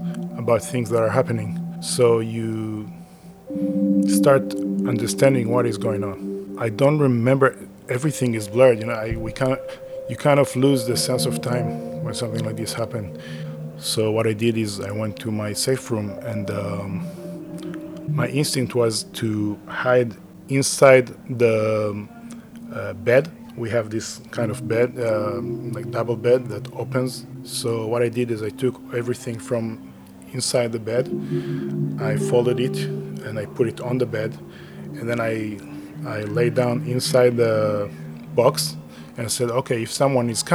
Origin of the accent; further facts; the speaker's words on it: Be'eri, Southern District, Israel; moved away as an adult; also born or lived in China; I'm from Kibbutz Be'eri in Israel.